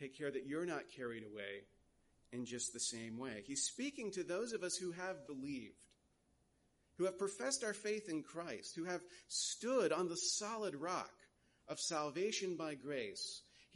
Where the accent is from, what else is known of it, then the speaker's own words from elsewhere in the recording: United States; as an American